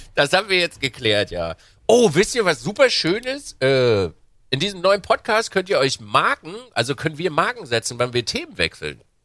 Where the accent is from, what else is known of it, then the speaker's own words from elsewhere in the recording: Binz, Mecklenburg-Vorpommern, Germany; also born or lived in Wismar; als kleiner Bub bin ich äh, an der Ostsee groß geworden, in Binz